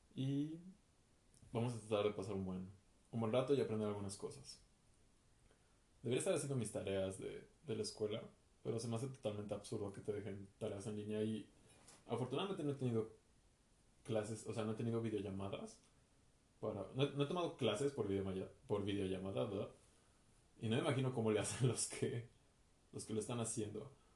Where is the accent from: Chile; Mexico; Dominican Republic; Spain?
Mexico; Mexico City; soy de la Ciudad de México, mexicano